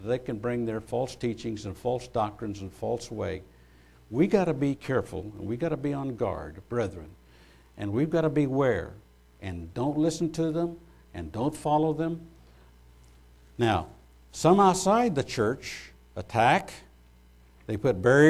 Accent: United States; as an American

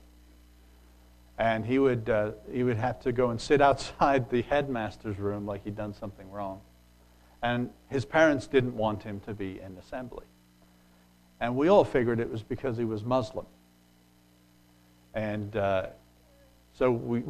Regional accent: England, United Kingdom; moved away; When I grew up in England

